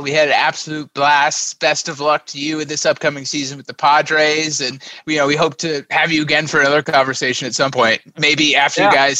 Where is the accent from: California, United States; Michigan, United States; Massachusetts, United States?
Massachusetts, United States; Boston; I'm from Boston